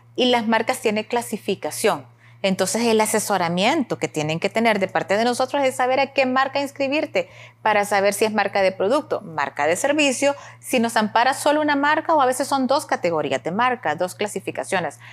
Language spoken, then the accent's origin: Spanish; El Salvador